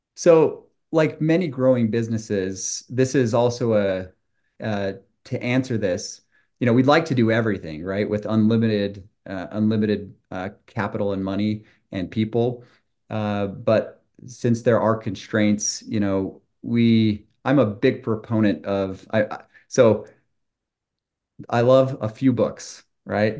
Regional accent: Utah, United States; also born or lived in Brazil; I grew up in Utah, two parents, two brothers, two sisters, and a dog named Daisy

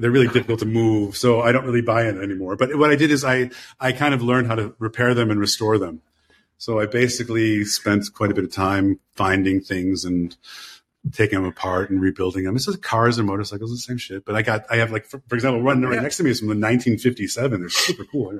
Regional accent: Chicago, Illinois, United States; I'm from Chicago

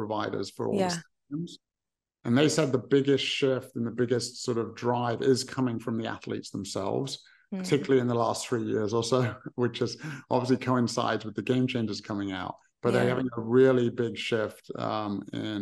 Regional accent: England, United Kingdom; I'm from England

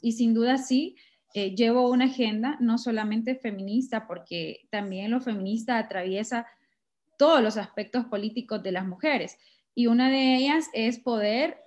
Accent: Sabana Grande, Francisco Morazán, Honduras; nací en Sabana Grande, Francisco Morazán

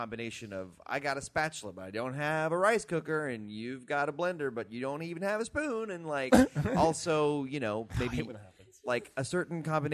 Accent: Texas, United States; moved away as an adult; now in New York, United States; I was very new to New York, but I had lived in Texas my whole life

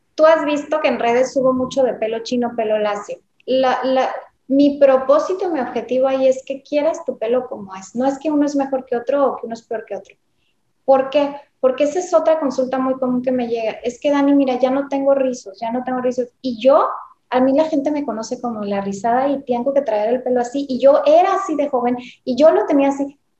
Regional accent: Mexico; also born or lived in Tijuana, Baja California; soy dermatóloga, soy mexicana, yo vivo en Tijuana

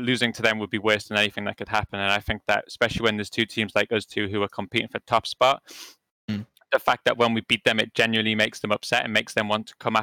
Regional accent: England, United Kingdom; I'm English

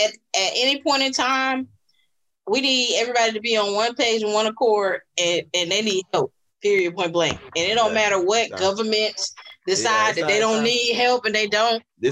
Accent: Florida, United States; I'm from Florida, dog. Anything below 32 is cold for me.

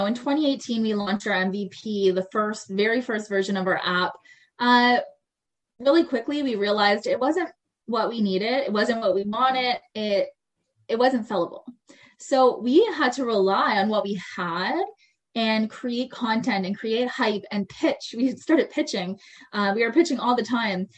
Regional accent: Cornwall, Ontario, Canada; moved away as an adult; also born or lived in Montreal / Calgary / Toronto; I ended up moving back to my hometown, Cornwall, just outside of Ottawa

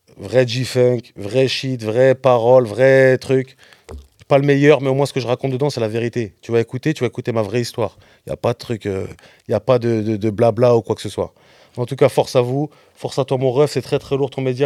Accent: Rennes, Brittany, France; moi je suis de la West Coast aussi. Hein. Rennes, c'est la West Coast.

